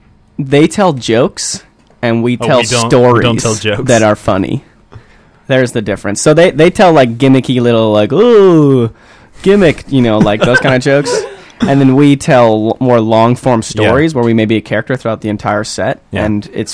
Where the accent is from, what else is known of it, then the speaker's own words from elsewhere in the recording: Milwaukee, Wisconsin, United States; moved away as an adult; now in Vancouver, Canada; I'm from Milwaukee, Wisconsin, and that is the home of comedy sports